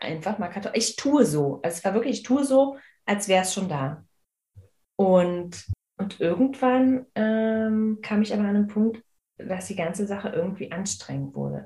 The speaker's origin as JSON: {"language": "German", "region": "Berlin", "country": "Germany", "tie": "born or raised there", "said": "ich bin in Marzahn aufgewachsen"}